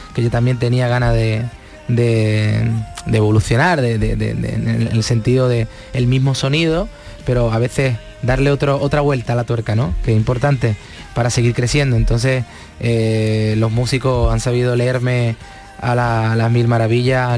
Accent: Palma del Río, Andalusia, Spain; moved away; la feria de mi pueblo

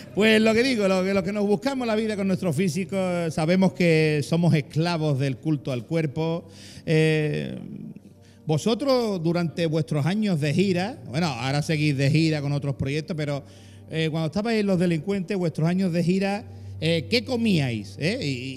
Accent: Andalusia, Spain; los que mejor hablamos del globo terráqueo somos los andaluces

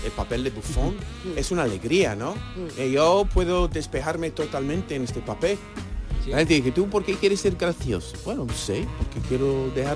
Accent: New York City, New York, United States; Spanish is a second language; now in Spain; mi pueblo natal sale en la serie, porque yo soy de Staten Island

